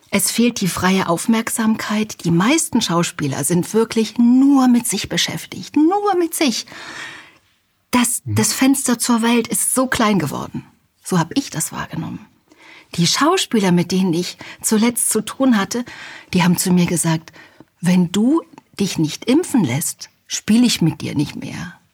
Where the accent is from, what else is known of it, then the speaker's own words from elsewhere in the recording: Halle, Saxony-Anhalt, Germany; Ich komme aus Halle an der Saale und in Sachsen-Anhalt wird ganz furchtbar nachlässig gesprochen. Ich wollte schön sprechen